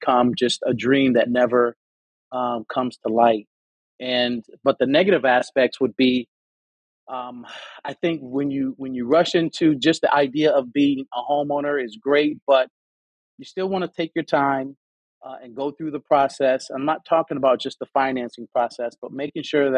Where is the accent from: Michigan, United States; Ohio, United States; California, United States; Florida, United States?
Michigan, United States; Detroit; I'm originally from Detroit.